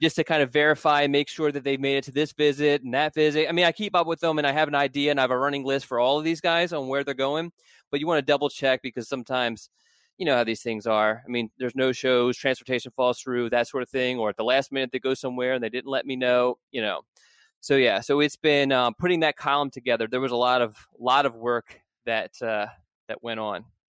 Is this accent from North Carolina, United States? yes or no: no; Philadelphia, Pennsylvania, United States; the city that I was born